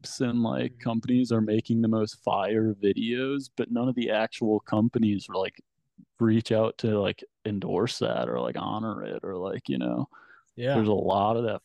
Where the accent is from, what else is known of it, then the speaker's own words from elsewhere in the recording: Oak Park, Illinois, United States; moved away as an adult; also born or lived in Virginia Beach, Virginia / Paris, France; I was born here, but when I was 10 months old, my family moved to just outside Chicago, Oak Park, it's called. It's like 8 miles outside city, but they, yeah. So from there until I was like 20, I spent my whole life in Chicago